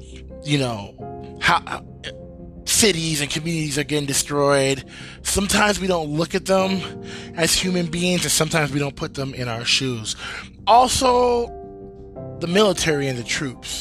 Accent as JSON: {"language": "English", "country": "United States", "tie": "born or raised there", "said": "I am an American and I love America and this is my home and this is where I was born and raised"}